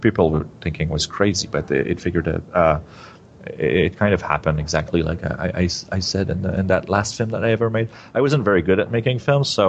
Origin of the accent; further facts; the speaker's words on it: Quebec, Canada; English is a second language; I'm French Canadian